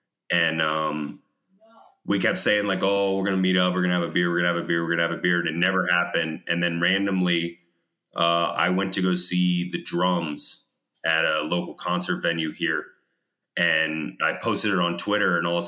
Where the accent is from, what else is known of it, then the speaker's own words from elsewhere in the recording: North Carolina, United States; moved away as an adult; now in El Paso, United States; Yeah, El Paso, Texas. I I'm originally from North Carolina. Joined the military and got stationed out here. Met a local girl, bought a house, and now I'm here.